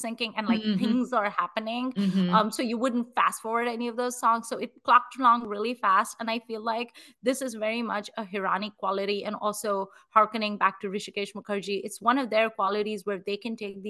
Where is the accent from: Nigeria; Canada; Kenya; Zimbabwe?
Nigeria; moved away; growing up in Nigeria